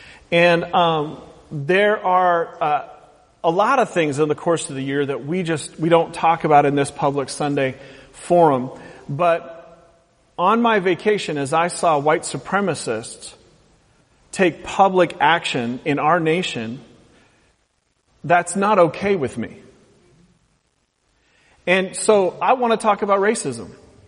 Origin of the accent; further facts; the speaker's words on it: West Coast, United States; I talk like everybody on TV because I'm from the West Coast. So I don't have an accent.